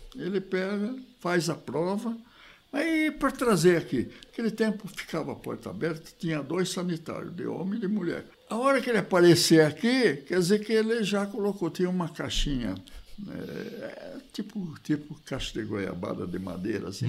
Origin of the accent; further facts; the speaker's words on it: Piracicaba, São Paulo, Brazil; moved away as an adult; also born or lived in Nova Granada / São José do Rio Preto; eu sou de Piracicaba. Formei lá na, na escola de agronomia e tal, minha família mora toda lá